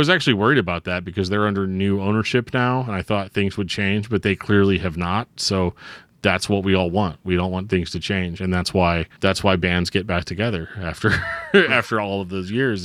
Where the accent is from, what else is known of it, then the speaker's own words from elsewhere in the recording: Midwest, United States; I'm from the Midwest